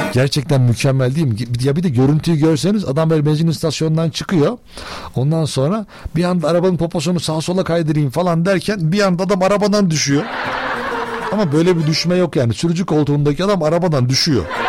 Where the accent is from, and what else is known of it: Turkey